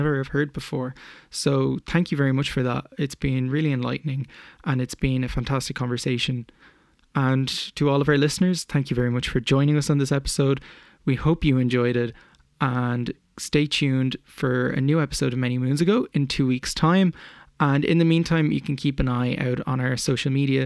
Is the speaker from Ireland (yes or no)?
yes; Ireland; as Irish people